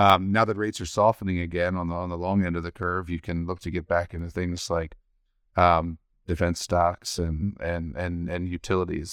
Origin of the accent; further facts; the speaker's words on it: Baltimore, Maryland, United States; now in Washington State, United States; my home state of Baltimore